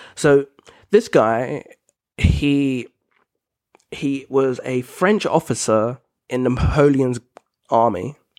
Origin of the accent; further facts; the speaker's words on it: United Kingdom; I'm British